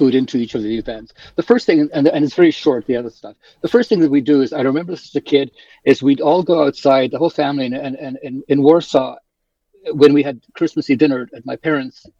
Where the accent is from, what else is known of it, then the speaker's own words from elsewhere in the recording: South Africa; also born or lived in Poland; now in Canada; I grew up in South Africa